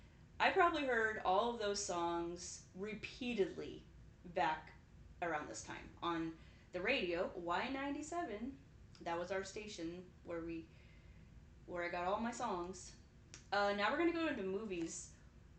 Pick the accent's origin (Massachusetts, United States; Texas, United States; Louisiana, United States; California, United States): California, United States; Santa Barbara; my hometown, Santa Barbara, California